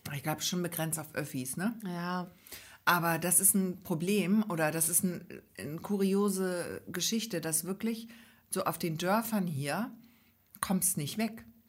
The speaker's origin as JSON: {"language": "German", "region": "Hamburg", "country": "Germany", "said": "als Großstädterin, als Hamburgerin"}